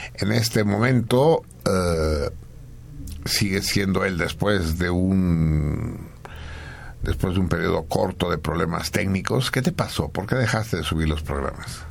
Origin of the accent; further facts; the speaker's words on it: Mexico; nosotros, los mexicanos